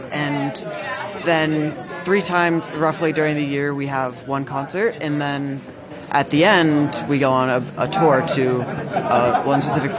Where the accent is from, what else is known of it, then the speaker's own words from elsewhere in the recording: Boston, Massachusetts, United States; I'm from Boston, Massachusetts.